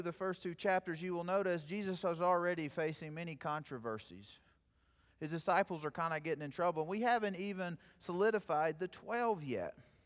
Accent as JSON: {"language": "English", "region": "South Plains of Texas", "country": "United States", "tie": "born or raised there", "moved": "yes", "said": "my hometown"}